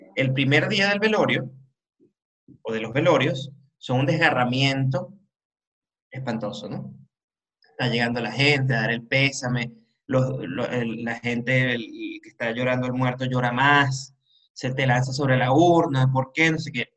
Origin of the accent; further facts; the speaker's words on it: Caracas, Capital District, Venezuela; yo me siento caraqueño